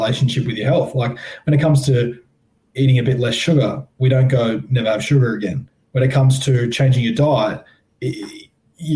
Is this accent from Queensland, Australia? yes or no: no; Sydney, New South Wales, Australia; I grew up in Tamarama Beach in the heart of the eastern suburbs in Sydney, New South Wales